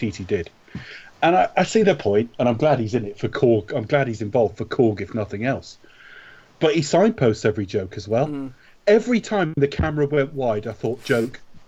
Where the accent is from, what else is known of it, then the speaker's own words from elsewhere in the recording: United Kingdom; we're British